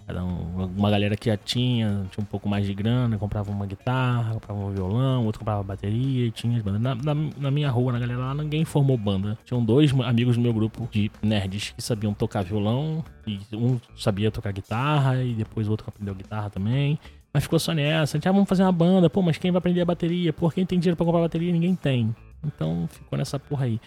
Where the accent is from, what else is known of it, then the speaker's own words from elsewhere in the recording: Rio de Janeiro, Brazil; sou aqui do Rio de Janeiro, e nascido e criado na Água Santa